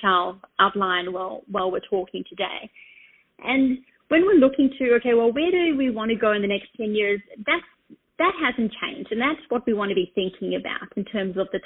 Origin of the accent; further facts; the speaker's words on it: Australia; now in New York, United States; I'm situated in New York. I'm Australian, in case you're trying to guess my accent.